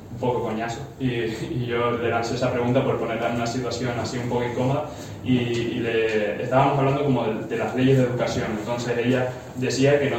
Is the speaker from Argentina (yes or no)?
no; Lanzarote, Canary Islands, Spain; moved away as an adult; now in Madrid, Spain; yo soy, yo soy de Lanzarote, de, las Islas Canarias, pero quería, tenía claro que quería estudiar aquí en Madrid